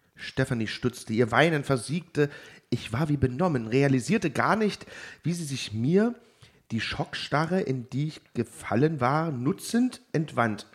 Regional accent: Germany; als Piefke

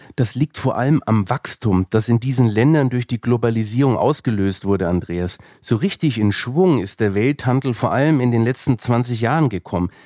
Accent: Franconia, Bavaria, Germany; ich bin ja Franke

